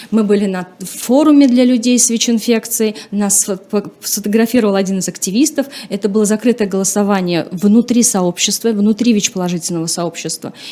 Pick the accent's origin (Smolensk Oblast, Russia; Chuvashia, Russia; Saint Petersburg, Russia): Chuvashia, Russia; И эта девочка из деревни, ну, получается, на тот момент я из села, из Чувашии, недалеко, то есть это э, сельская местность.